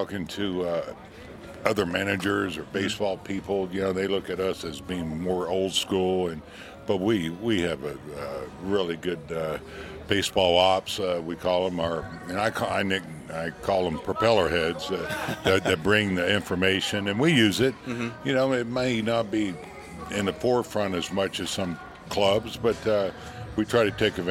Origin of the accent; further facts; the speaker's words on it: Melbourne, Florida, United States; I grew up next to in Melbourne, Florida.